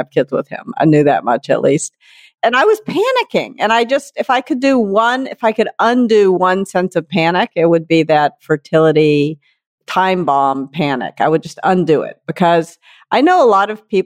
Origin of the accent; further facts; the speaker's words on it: Memphis, Tennessee, United States; accent: Southern; I grew up in Memphis, Tennessee, and I used to love to go hunting with my father